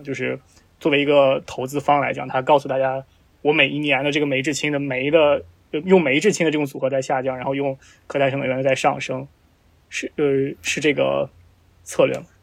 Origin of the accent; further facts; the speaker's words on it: Shanxi, China; 我是山西人